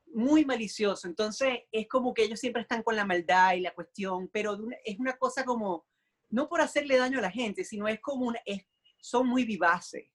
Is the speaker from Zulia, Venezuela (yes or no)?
yes; Maracaibo, Zulia, Venezuela; moved away as an adult; also born or lived in Puerto La Cruz, Venezuela / Puerto Rico; now in New York, United States; soy maracucho